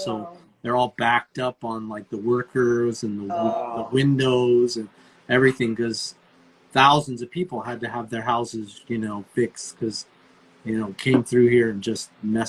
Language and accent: English; Arizona, United States; now in Oklahoma, United States; we came from Arizona, right? That's where I grew up.